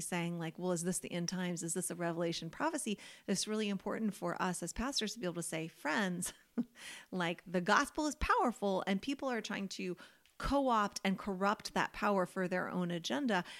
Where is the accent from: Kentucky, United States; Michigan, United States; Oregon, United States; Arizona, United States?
Kentucky, United States; Louisville; moved away as an adult; now in North Carolina, United States; Louisville, where I'm from, it's just a Midwestern city